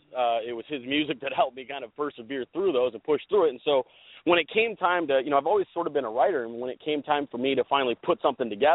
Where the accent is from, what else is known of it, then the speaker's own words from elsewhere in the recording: Central Valley, Northern California, United States; I grew up in Northern California, in the Central Valley